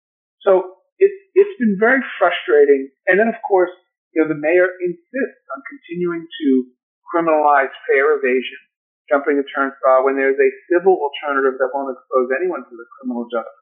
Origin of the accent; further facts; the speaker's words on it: New York, United States; So the defending and protecting immigrants is personal to me as a New Yorker in my own life, but also as a public official.